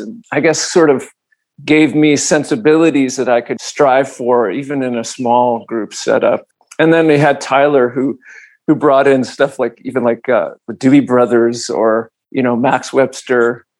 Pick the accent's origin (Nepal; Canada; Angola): Canada; Toronto, Ontario; But because we're coming from Toronto, it somehow gets in there.